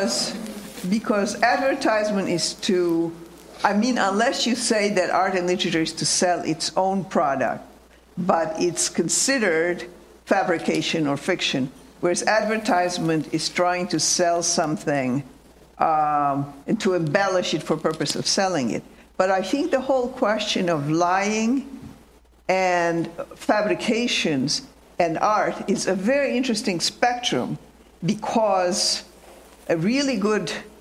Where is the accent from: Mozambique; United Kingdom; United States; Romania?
Romania; moved away; I'm from Romania